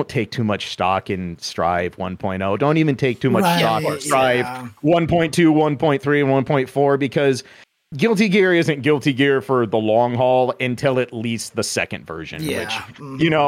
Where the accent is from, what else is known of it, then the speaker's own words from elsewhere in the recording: Des Moines, Iowa, United States; I am from Central Iowa, capital city, Des Moines